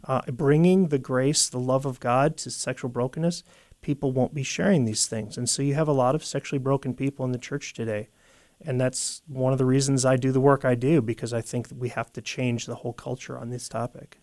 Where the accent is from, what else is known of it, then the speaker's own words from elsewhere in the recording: United States; the split personality we have as as an American people